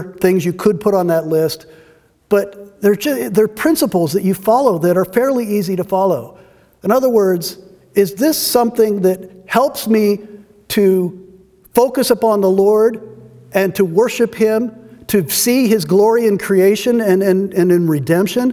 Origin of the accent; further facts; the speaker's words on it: United States; our lives as American Christians